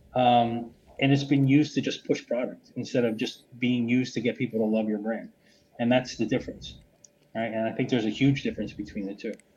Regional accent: United States; now in Lisbon, Portugal; I'm originally American, but I'm living in Lisbon, Portugal now.

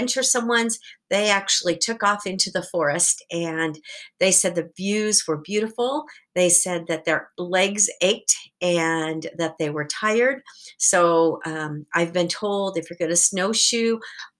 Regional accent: Portland, Oregon, United States; I grew up in Portland

